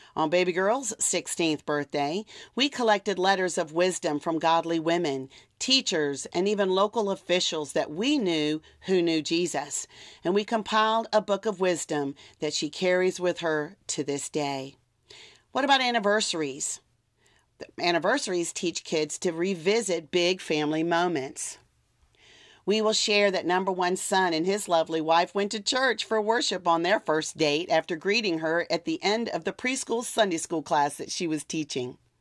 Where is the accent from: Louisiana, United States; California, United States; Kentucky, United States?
Louisiana, United States; South; I'm from South Louisiana